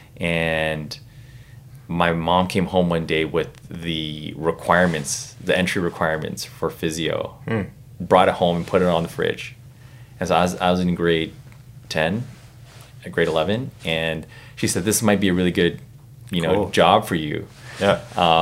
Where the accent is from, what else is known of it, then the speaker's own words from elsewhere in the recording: Burnaby, British Columbia, Canada; I grew up in Burnaby